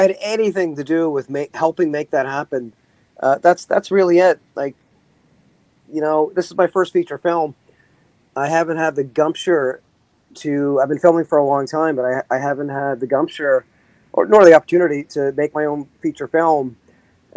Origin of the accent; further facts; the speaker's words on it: Canada; as a Canadian